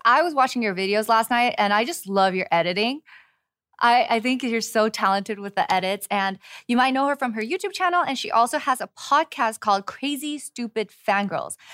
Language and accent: English; California, United States; moved away as an adult; now in Seoul, South Korea; as a Californian living in Seoul